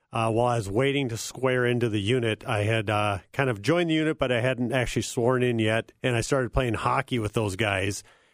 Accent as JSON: {"language": "English", "town": "Cokato", "region": "Minnesota", "country": "United States", "tie": "born or raised there", "said": "I grew up in Cokato, Minnesota, served on active duty after attending the Air Force Academy."}